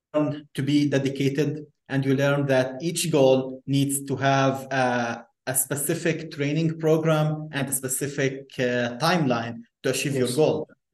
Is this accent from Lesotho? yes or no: no; Lebanon; moved away as an adult; also born or lived in Beirut / Minnesota, United States; now in United States; I was grew up in Lebanon. Originally, I am Palestinian